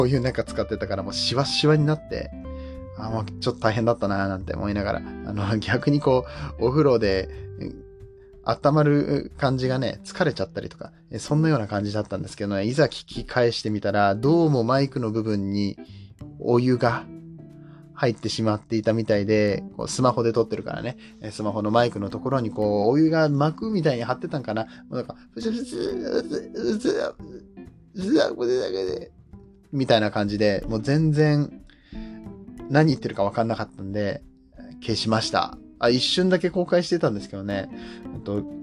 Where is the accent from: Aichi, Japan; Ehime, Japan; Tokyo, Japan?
Aichi, Japan; Nagoya; 僕は名古屋の出身